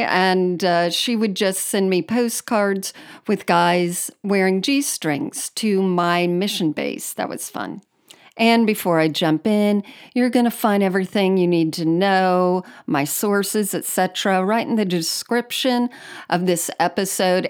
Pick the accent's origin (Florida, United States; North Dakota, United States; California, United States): Florida, United States; Miami; I grew up in South Florida, um, on the Miami side